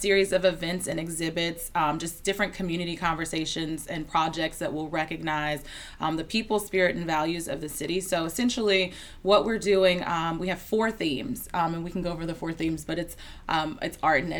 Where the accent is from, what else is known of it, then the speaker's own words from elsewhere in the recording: Charlotte, North Carolina, United States; now in Durham, United States; I am originally from Charlotte, North Carolina, but my family, my parents are both from Durham, born and bred. I spent my summers here in Durham.